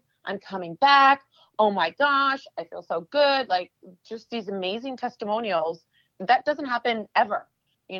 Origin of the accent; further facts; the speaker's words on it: Canada; moved away as an adult; now in New York, United States; I'm originally from Canada